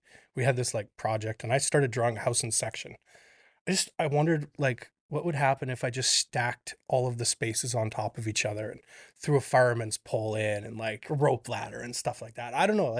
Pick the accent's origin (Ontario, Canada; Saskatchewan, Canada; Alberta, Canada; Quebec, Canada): Alberta, Canada; I grew up in Northern Alberta, like an hour out of Grand Prairie, in a log house that my dad skidded with a big cat from one property to a quarter section